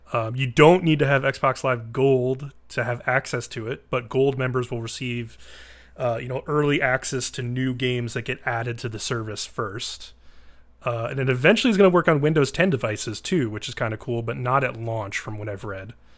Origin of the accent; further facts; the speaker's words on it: East Coast, United States; moved away; I'm from the East Coast